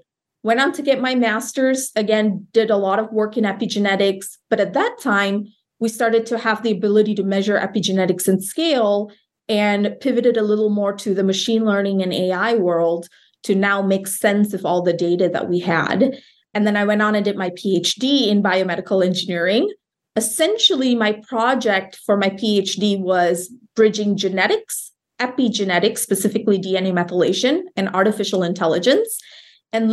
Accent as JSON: {"language": "English", "country": "Malaysia", "tie": "born or raised there", "also_born_or_lived": "Iowa", "moved": "as an adult", "said": "So I grew up in Malaysia, a country north of Singapore."}